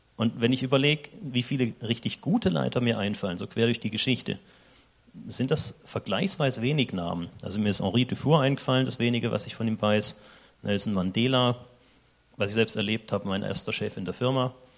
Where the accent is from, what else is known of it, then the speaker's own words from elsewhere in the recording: Germany; moved away as an adult; now in Switzerland; ich bin Deutscher